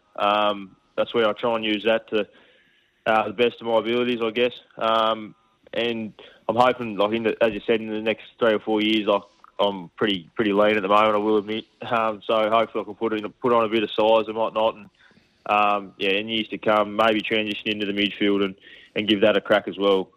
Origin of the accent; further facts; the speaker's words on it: Tasmania, Australia; moved away as an adult; when you're growing up in Tassie